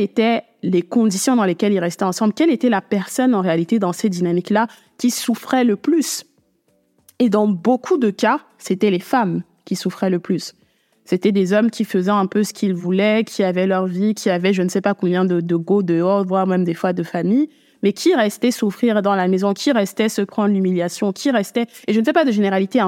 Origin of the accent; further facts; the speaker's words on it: Cameroon; j'ai grandi au Cameroun depuis que je suis toute petite.